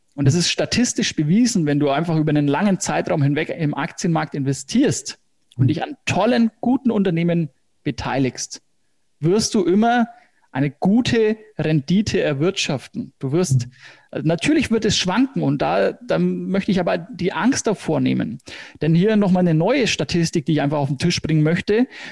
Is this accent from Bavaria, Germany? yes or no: yes; Hersbruck, Bavaria, Germany; accent: Franconian; Fränkisch, genau, also ich komme aus Hersbruck